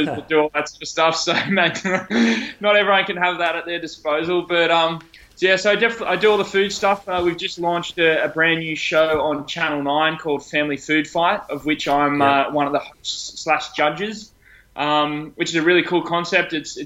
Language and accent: English; Sydney, New South Wales, Australia; I live in Sydney. I grew up in on the Northern Beaches.